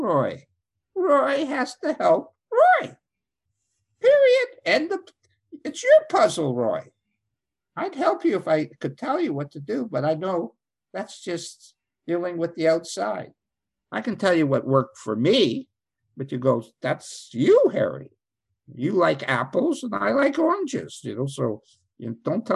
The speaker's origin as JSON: {"language": "English", "country": "Canada", "said": "I'm Canadian"}